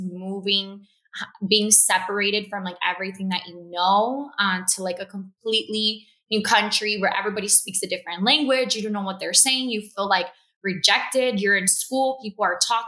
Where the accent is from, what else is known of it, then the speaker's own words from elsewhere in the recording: Miami, Florida, United States; also born or lived in Cuba; I moved to Florida. I was raised in Miami, Southwest Florida.